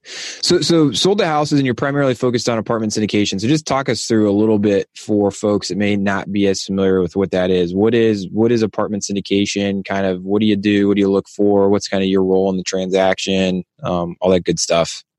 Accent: Ohio, United States; my home state of Ohio

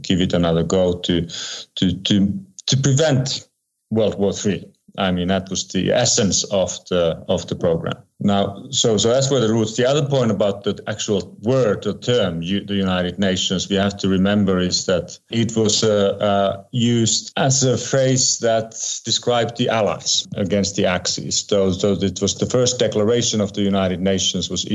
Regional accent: Geneva, Switzerland; my hometown in Geneva, Switzerland

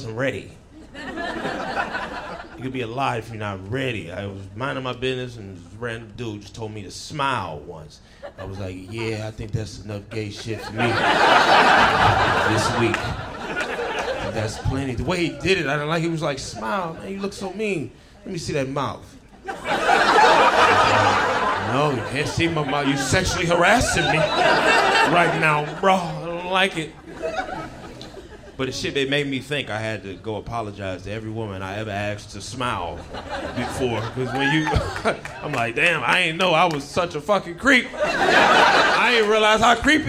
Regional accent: Detroit, Michigan, United States; moved away as an adult; now in California, United States; I'm originally from Detroit, Michigan

